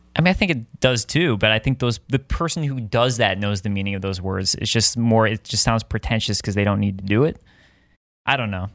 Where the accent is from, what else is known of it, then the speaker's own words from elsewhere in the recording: Deerfield, Illinois, United States; moved away; I grew up in Chicago